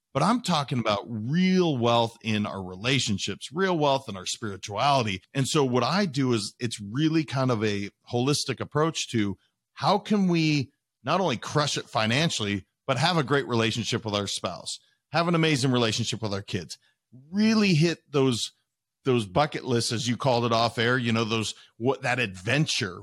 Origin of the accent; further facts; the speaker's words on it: Montana, United States; also born or lived in Wisconsin / Idaho; I had lived in Montana the majority of my life. I'd lived in Idaho and, and I was born in Wisconsin, but the majority of my life was in Montana